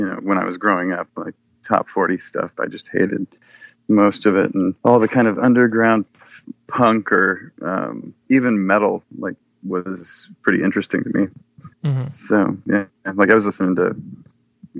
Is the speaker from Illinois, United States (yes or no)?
no; Seattle, Washington, United States; also born or lived in Bellevue / Woodinville; I was born in Seattle and lived on the east side, over east side of Lake Washington, over in Bellevue and Woodinville